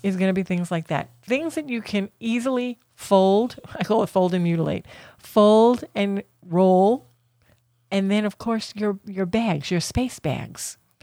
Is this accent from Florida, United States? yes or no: yes; Florida, United States; we're from Florida